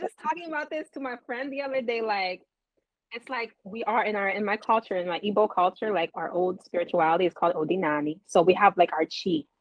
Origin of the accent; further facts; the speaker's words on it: Los Angeles, California, United States; I grew up in Los Angeles